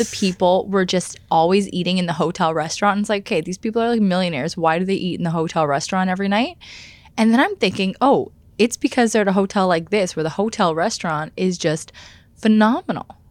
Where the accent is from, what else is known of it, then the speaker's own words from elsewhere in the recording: Canada; as a Canadian